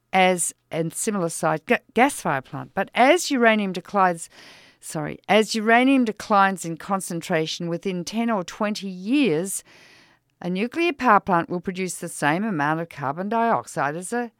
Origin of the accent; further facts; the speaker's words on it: Australia; now in United States; I'm Australian.